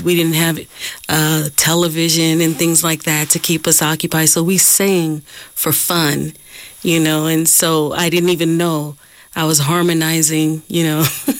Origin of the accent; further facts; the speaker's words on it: Oakland, California, United States; I'm from Oakland, California. Mm-hmm. I've been here since I was 10 years old. I come from a family that love music.